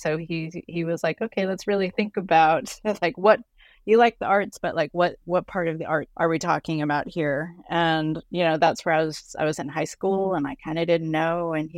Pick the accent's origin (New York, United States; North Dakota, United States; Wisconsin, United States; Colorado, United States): Colorado, United States; also born or lived in Lubbock, Texas; Well, I was actually born in Lubbock, Texas. My father's side of the family is very much from the Texas, Oklahoma area. But when I was 6 months old, we moved to Colorado. And so Colorado is where I grew up until I was 18.